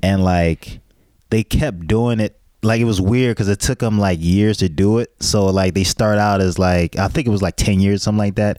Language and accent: English; United States; We have, we have this American arrogance